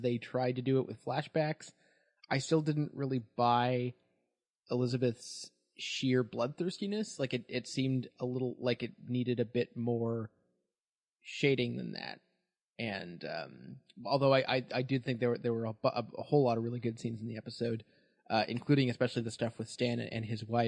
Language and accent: English; Canada; I'm Canadian